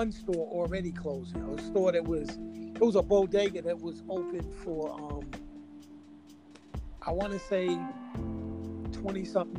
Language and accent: English; Rockaway, New York, United States; It was different, like growing up in Rockaway. It was a lot different.